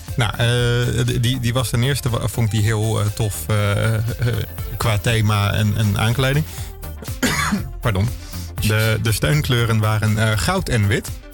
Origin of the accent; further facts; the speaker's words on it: Meppel, Drenthe, Netherlands; moved away; Meppel, waar ik vandaan kwam